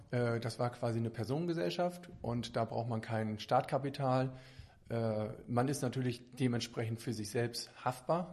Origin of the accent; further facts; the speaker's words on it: Lemwerder, Lower Saxony, Germany; moved away as an adult; now in Bremen, Germany; ich bin äh, gebürtig, komme ich aus Lemwerder